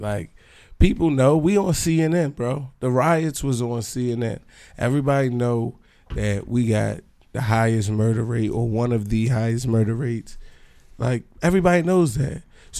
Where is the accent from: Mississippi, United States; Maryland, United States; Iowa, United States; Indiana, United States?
Maryland, United States; Baltimore; I'm from Baltimore